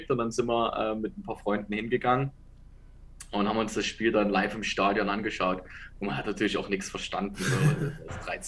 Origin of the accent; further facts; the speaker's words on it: Dresden, Saxony, Germany; moved away; also born or lived in Ravensburg; ich komme aus Dresden.